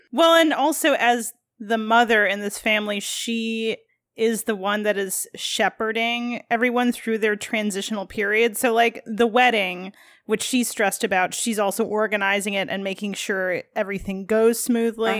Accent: Midwest, United States; As a Midwesterner, like, obviously, we would go to Minneapolis as our, like, big city

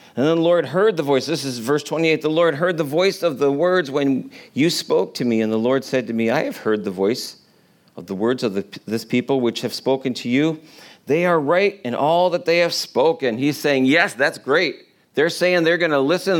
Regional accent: New York, United States; I'm from New York

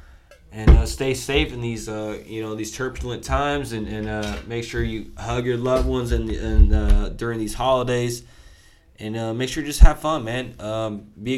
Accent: Long Beach, California, United States; we grew up in Long Beach, which is right next to LA.

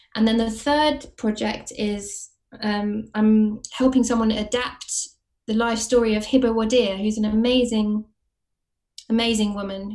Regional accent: Watford, East of England, United Kingdom; moved away as an adult; also born or lived in Camden, London / Hackney, London; now in London, United Kingdom; I'm from Watford, but I live in Camden

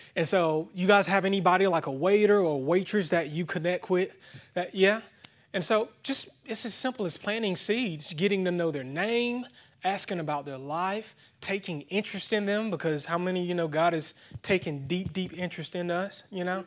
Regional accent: Thomson, Georgia, United States; my hometown Thompson is actually two and a half hours east of Atlanta

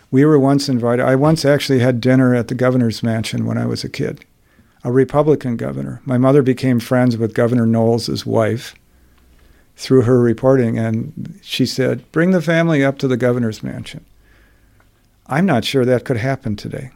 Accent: Wauwatosa, Wisconsin, United States; I grew up in Wauwatosa in an era when it was ninety-nine percent white

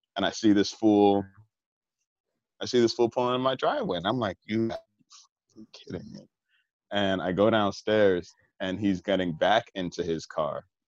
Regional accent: New York, United States; growing up in New York, I mean, being an avid user of the MTA

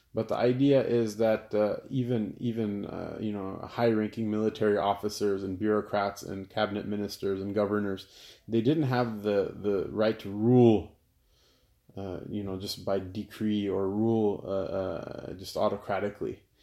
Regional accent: United States; I'm an American." "Of course I'm an American

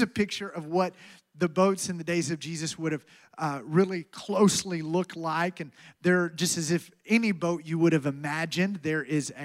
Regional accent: Alabama, United States; moved away; I'm from Alabama

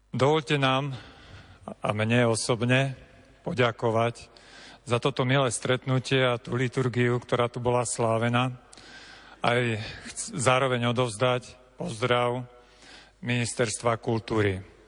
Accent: Slovakia; Ja som zo Spiša a tiež máme takú hlbokú úctu k Matke Božej

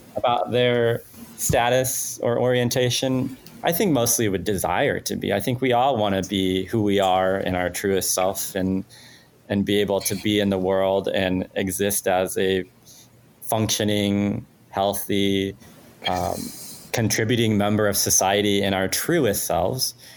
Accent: Mexico; English is a second language; moved away; I am an immigrant. I'm Mexican. I was not a, a like English was not my first language

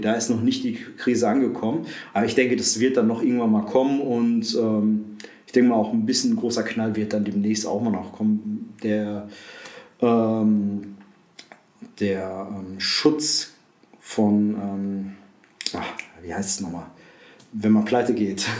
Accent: Essen, North Rhine-Westphalia, Germany; moved away as an adult; now in Aschersleben, Germany; komme gebürtig aus dem Ruhrpott, aus Essen

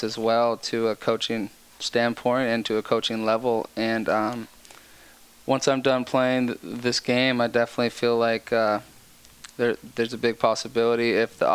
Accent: San Diego, California, United States; moved away as an adult; also born or lived in Florida; now in Chicago, United States; born and raised in San Diego

